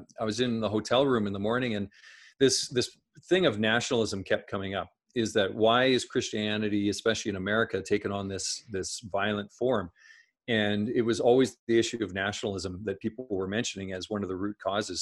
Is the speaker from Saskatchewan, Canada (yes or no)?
yes; Saskatchewan, Canada; I grew up in Saskatchewan Saskatchewan in Canada